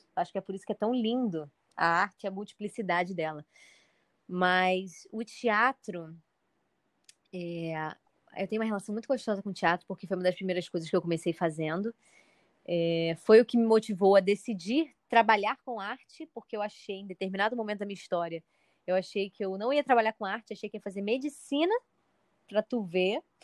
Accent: Rio de Janeiro, Brazil; eu sou do Rio de Janeiro

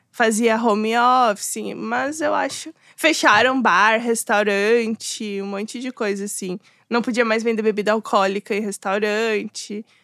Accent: Rio Grande do Sul, Brazil; moved away as an adult; also born or lived in Portugal / Paris / Japan; eu sou do Rio Grande do Sul, bem do interior, na verdade.

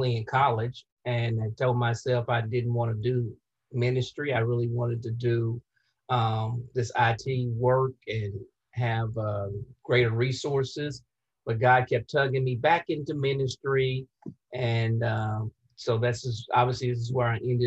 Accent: Cave City, Kentucky, United States; moved away as an adult; also born or lived in Lexington, Kentucky; now in Indianapolis, United States; I'm originally from South Central Kentucky, a small town by the name of Cave City, Kentucky

